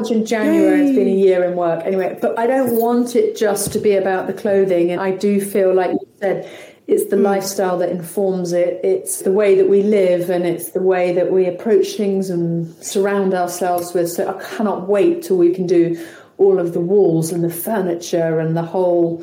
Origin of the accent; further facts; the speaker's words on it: Somerset, South West England, United Kingdom; growing up in Somerset